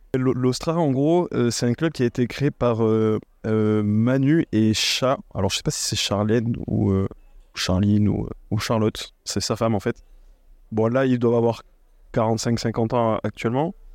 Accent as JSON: {"language": "French", "town": "Toulouse", "region": "Occitania", "country": "France", "said": "je suis originaire de Toulouse"}